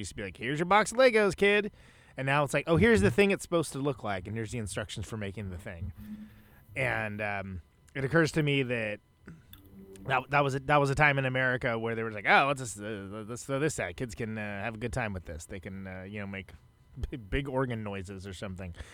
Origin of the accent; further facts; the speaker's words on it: Oakland, California, United States; now in Wisconsin, United States; I'm from Oakland, but I live in Wisconsin